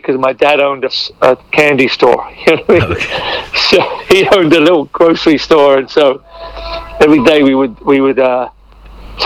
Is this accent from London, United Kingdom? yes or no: yes; London, United Kingdom; also born or lived in Dar es Salaam, Tanzania / Iringa, Tanzania; now in Foster City, United States; when I was about 4 years old, my brother was two, we moved to London, England. So I really grew up in England and London.